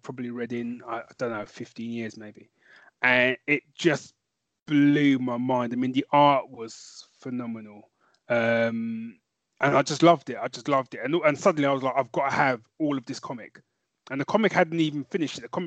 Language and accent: English; London, United Kingdom; moved away as an adult; now in Northampton, United Kingdom; originally I'd born and raised in North London